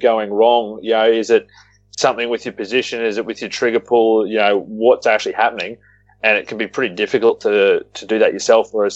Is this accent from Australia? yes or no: yes; Australia; we're Aussie